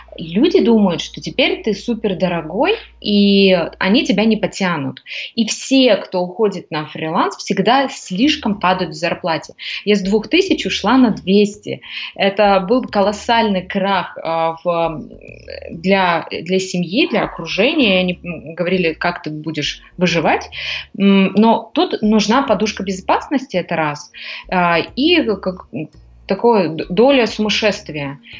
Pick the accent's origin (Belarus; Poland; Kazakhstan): Kazakhstan; Almaty; moved away as an adult; now in Greece; я из Казахстана, меня почти вся Алматы знала